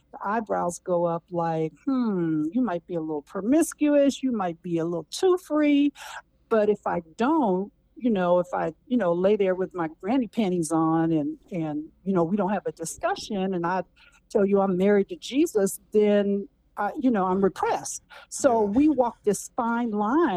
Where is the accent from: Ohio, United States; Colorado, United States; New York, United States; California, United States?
California, United States; Berkeley; I grew up in Berkeley, California